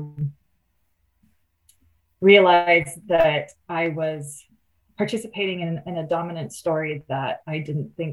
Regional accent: Oakland, California, United States; I grew up in the Oakland Hills, I had a view from my bedroom window of the entire Bay Area.

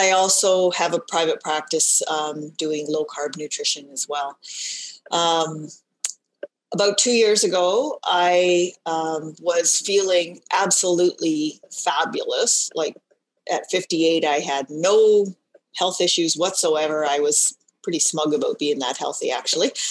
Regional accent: Canada; also born or lived in Ontario; practiced as a dietitian for um, all of my career um, in Ontario. I'm Canadian.

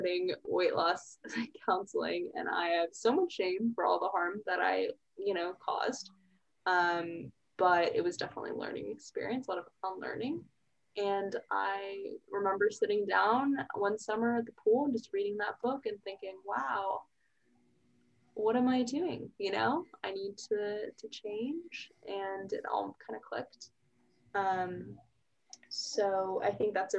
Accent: Plano, Texas, United States; moved away as an adult; also born or lived in Columbia, Missouri; now in Austin, United States; I'm originally from Dallas, suburb, Plano

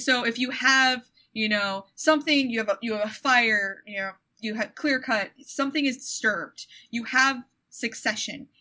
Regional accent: Michigan, United States; I'm from Michigan, and everything that I know, I relate back to Michigan

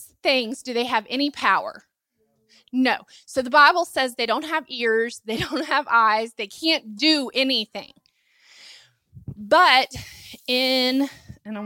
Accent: Asheville, North Carolina, United States; I grew up in Asheville, and so, or near Asheville, close

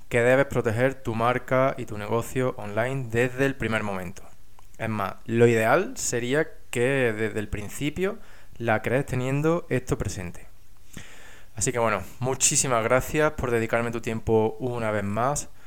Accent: Spain; moved away as an adult; now in England; yo estudié ingeniería industrial, que me fui de España a trabajar a Inglaterra

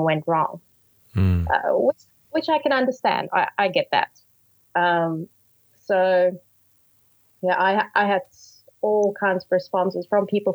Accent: Johannesburg, Gauteng, South Africa; Born and bred in Johannesburg

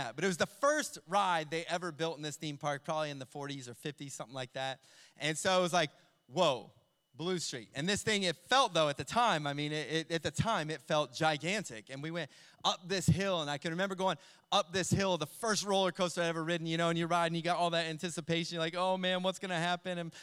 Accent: Ohio, United States; where I grew up in Ohio

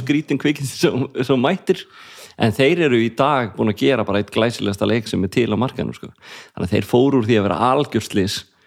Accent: Reykjavík, Capital Region, Iceland; also born or lived in Garðabær; ólst upp í Breiðholtinu

